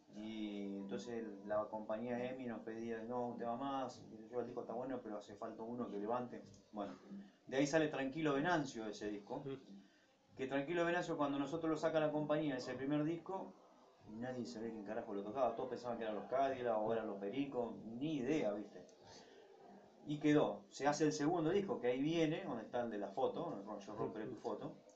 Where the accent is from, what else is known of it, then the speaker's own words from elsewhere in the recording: Ramallo, Buenos Aires Province, Argentina; now in Rosario, Argentina; en mi pueblo natal, que es Ramallo, a unos 80 kilómetros de aquí